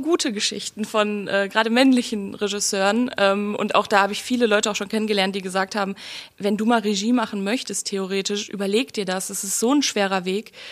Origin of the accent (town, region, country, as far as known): Oberhausen, North Rhine-Westphalia, Germany; born or raised there; moved away as an adult; also born or lived in Duisburg; now in Berlin, Germany